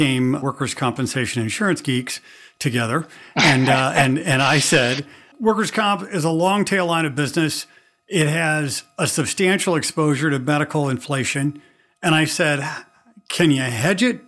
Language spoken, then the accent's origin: English; Missouri, United States; I'm from Missouri